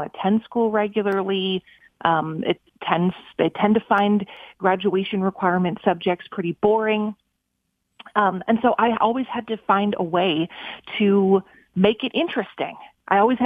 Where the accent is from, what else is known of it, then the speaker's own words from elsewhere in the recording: Minnesota, United States; moved away as an adult; my hometown in Minnesota